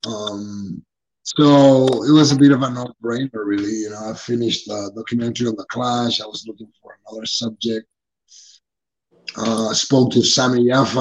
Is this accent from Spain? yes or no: yes; Barcelona, Catalonia, Spain; now in Brazil; I'm originally from Barcelona, Spain